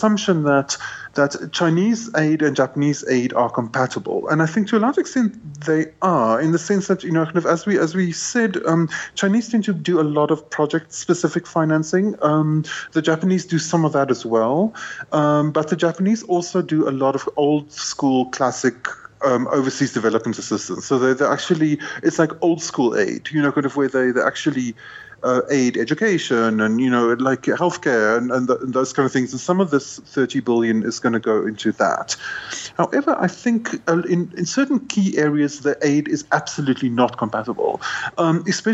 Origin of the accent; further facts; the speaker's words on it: South Africa; I'm South African